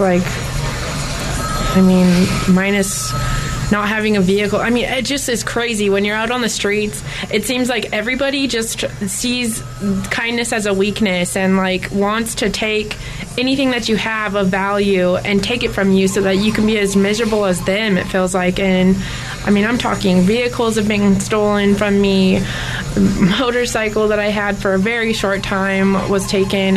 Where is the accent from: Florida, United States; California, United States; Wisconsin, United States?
California, United States; Bay Area; moved away as an adult; I grew up in the Bay Area